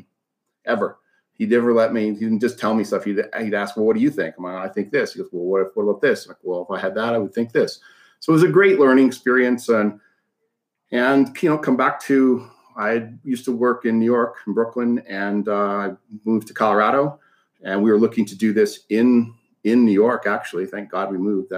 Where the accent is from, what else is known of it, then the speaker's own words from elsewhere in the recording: Canada; moved away; I grew up in Canada, so don't judge too much on that. It's pretty a lot more liberal up there